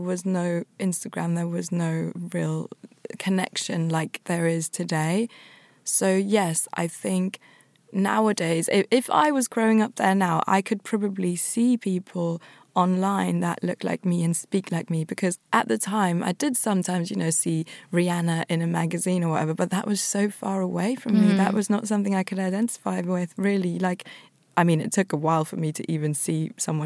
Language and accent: English; Tyrol, Austria; now in United Kingdom; growing up in Austria and being met with questions to then moving to the UK